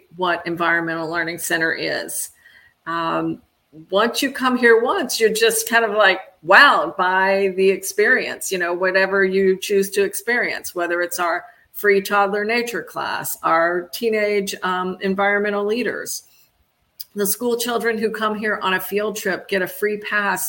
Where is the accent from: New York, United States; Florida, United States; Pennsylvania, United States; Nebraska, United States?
Florida, United States; I grew up here in Florida